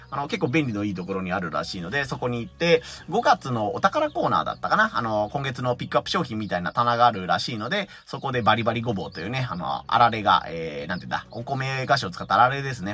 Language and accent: Japanese; Hiroshima, Japan; 地元の広島の生産者として